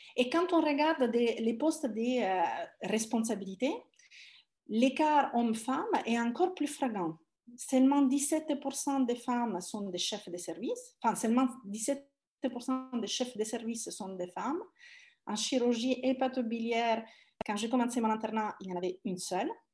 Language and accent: French; Italy; French is a second language; moved away as an adult; also born or lived in Palermo / Paris; now in France; je suis italienne